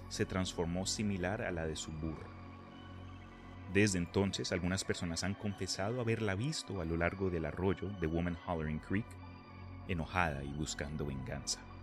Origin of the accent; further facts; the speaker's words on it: Colombia; now in Texas, United States; esto lo digo como colombiano que ha vivido en Texas por diez y pico de años